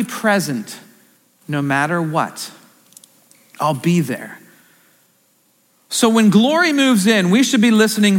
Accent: Central Pennsylvania, United States; I'm from Central PA

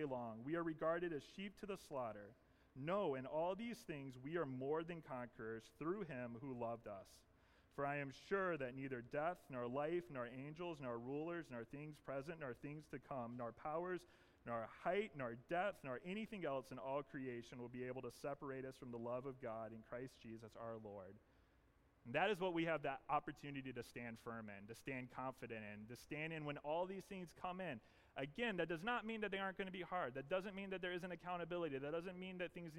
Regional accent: the South, United States; moved away; I grew up in the South, but also sometimes growing up in the South means you say things really funny

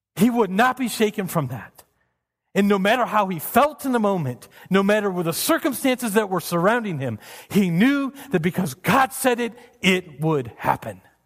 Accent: United States; As an American

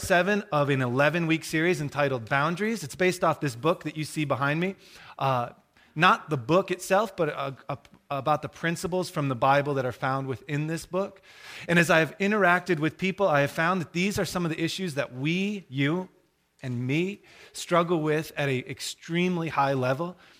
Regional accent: Michigan, United States; I'm from Michigan

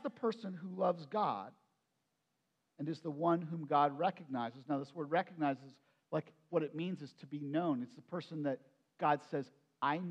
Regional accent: Perry County, Pennsylvania, United States; so I grew up in Perry County. And in my growing up in Perry County, since I was moved in when I was just like 1 year old

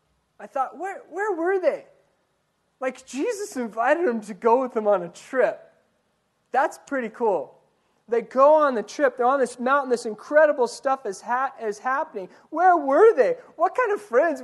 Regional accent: Ordway, Colorado, United States; moved away; also born or lived in Yuma; My town, especially growing up in Ordway

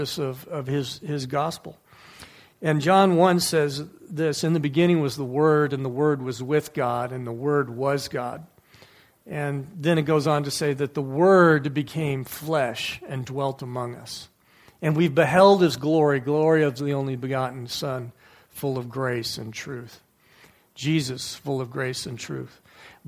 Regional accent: Livonia, Michigan, United States; growing up in the American Baptist Church when I was in Livonia, Michigan

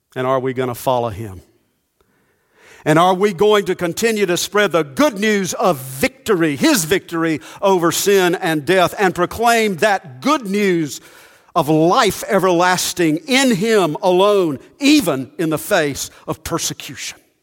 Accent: Monroe, United States; the way we grew up in Monroe

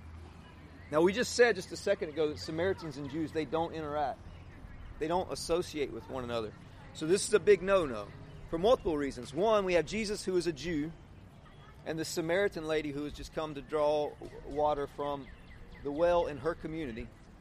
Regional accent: Eden, North Carolina, United States; my hometown, Eden

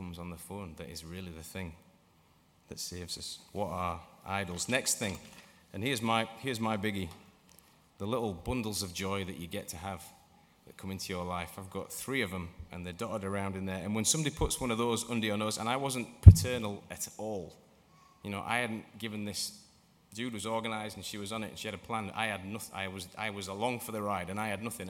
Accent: England, United Kingdom; moved away; also born or lived in Motherwell; I'm English.

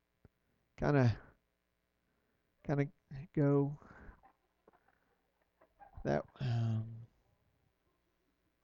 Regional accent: Arlington, Texas, United States; We're from Arlington

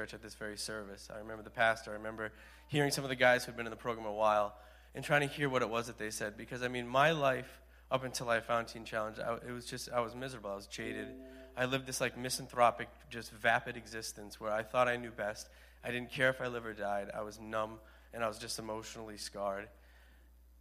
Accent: Hyannis, Massachusetts, United States; I'm from Hyannis

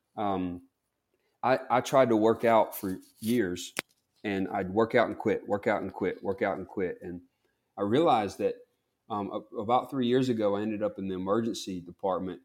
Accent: Bogue Chitto, Mississippi, United States; I'm from Bogachita, Mississippi

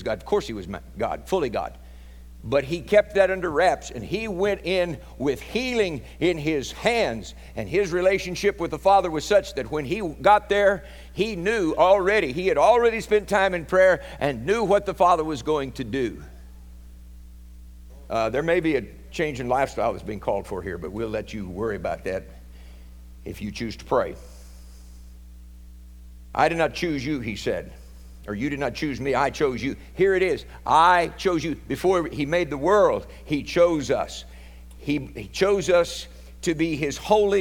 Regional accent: Oklahoma, United States; There's a couple of us Okies

